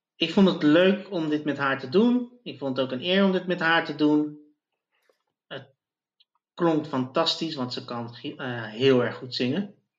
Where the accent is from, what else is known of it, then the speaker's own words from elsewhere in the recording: Zoetermeer, South Holland, Netherlands; now in The Hague, Netherlands; ik ben opgegroeid in Zoetermeer